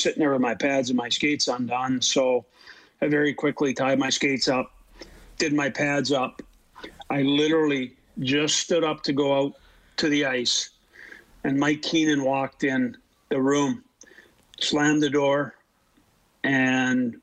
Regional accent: Canada; being Canadian

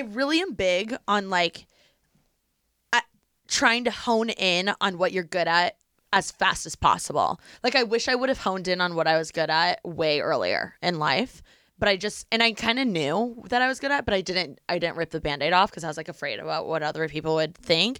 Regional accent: Bloomington, Indiana, United States; moved away as an adult; my hometown is Bloomington

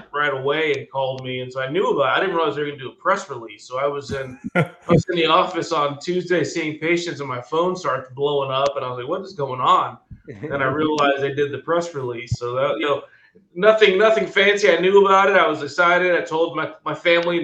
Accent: Daytona Beach, Florida, United States; also born or lived in Durham, North Carolina / Baltimore, Maryland; I grew up in Daytona Beach, so I'm a fairly local kid.

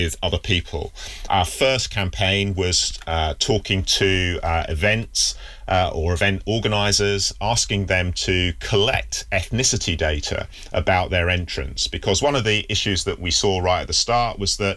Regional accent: Yorkshire and the Humber, United Kingdom; since I've been growing up in the UK, you know, I was born in Yorkshire, and Yorkshire in the 1970s is a pretty white place. Certainly, I was in a village

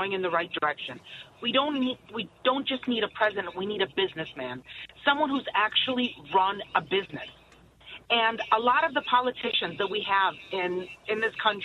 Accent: Odesa, Odesa Oblast, Ukraine; now in United States; I grew up in Odessa. Odessa is in Ukraine.

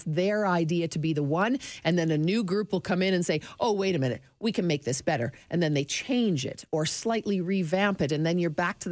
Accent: Toronto, Ontario, Canada; moved away; I grew up in Toronto

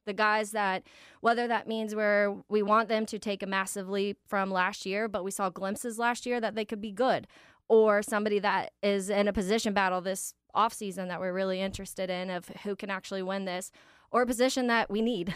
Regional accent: Jacksonville, Florida, United States; I grew up in Jacksonville

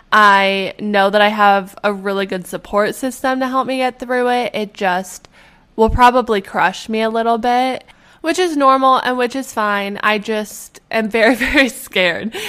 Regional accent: Edmonton, Alberta, Canada; moved away; The medical school at U of A, which is in my hometown

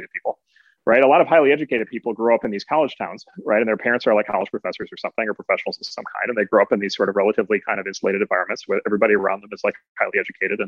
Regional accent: Midwest, United States; as a Midwesterner

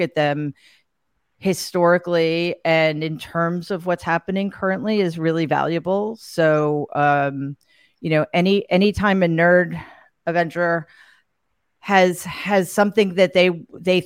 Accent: New York City, New York, United States; in my hometown, the Gramercy Theater in New York City

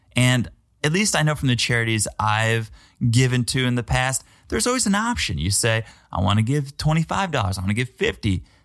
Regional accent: New England, United States; now in Florida, United States; I'm from New England.

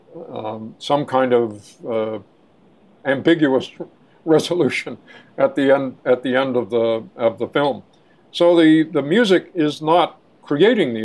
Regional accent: New York City, New York, United States; I grew up in Manhattan

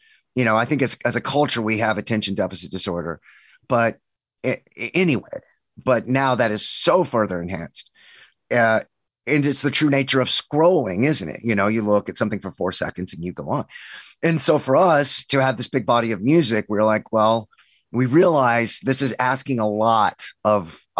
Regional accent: Texas, United States; It's my office, but I'm from Texas. I was born and raised

